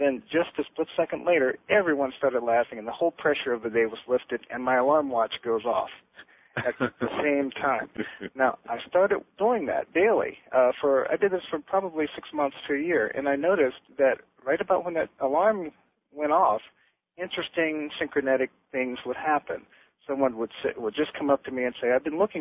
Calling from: Las Vegas, Nevada, United States; I'm calling you from Las Vegas, Nevada

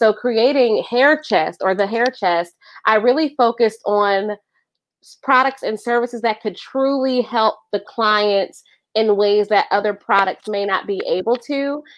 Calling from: Columbus, Ohio, United States; I am tuning in from Columbus, Ohio

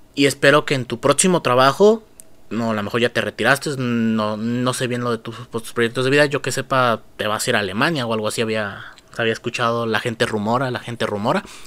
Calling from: Mexico; saludos desde México

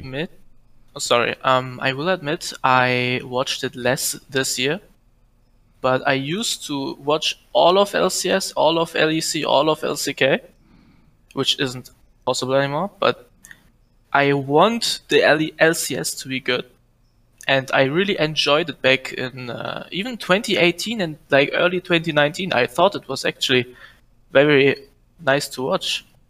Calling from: Germany; I'm calling from Germany

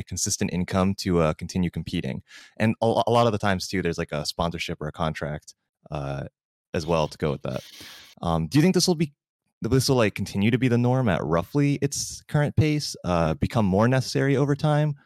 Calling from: Santa Barbara, California, United States; I'm calling in from Santa Barbara

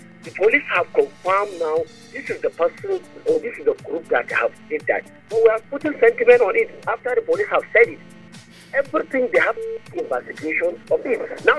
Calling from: Nigeria; officer. I'm calling from Kukuru.

